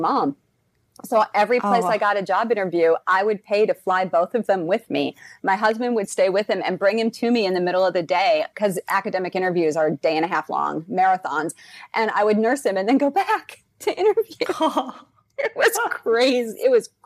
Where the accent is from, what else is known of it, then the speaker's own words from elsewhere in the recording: South Dakota, United States; moved away as an adult; also born or lived in Los Angeles, California; We were living in LA, and I'm originally from South Dakota.